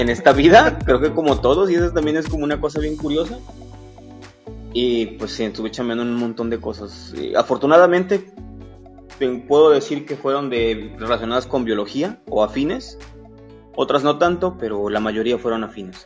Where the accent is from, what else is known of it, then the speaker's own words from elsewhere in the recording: Veracruz, Mexico; soy un oriundo, un jarocho, ah. oriundo del puerto de Veracruz.